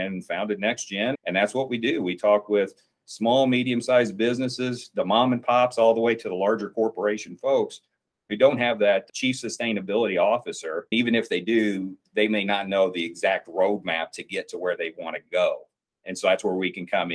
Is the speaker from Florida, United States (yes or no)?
no; Southern Indiana, United States; I grew up in Southern Indiana, and it is, I call it coal country of that part of the state